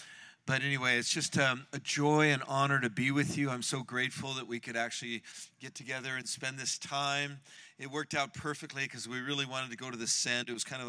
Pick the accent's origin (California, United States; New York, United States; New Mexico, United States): California, United States; San Francisco; I was raised in San Francisco by hippie parents.